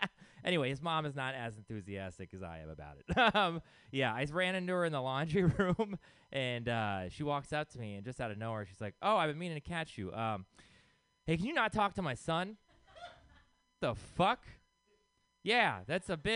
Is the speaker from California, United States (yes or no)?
no; Texas, United States; I'm from Texas